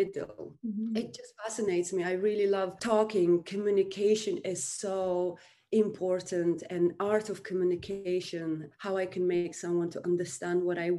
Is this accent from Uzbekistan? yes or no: yes; Uzbekistan; moved away as an adult; now in United Kingdom; I'm from Uzbekistan. I came to United Kingdom 2004